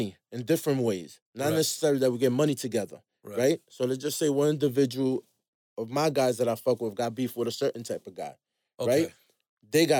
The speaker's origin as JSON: {"language": "English", "town": "New York City", "region": "New York", "country": "United States", "also_born_or_lived": "Bronx", "said": "I'm originally from Spanish Harlem"}